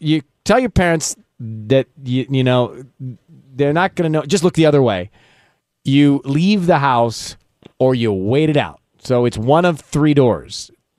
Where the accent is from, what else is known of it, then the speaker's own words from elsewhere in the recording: Louisiana, United States; we did growing up in Louisiana was we made turducken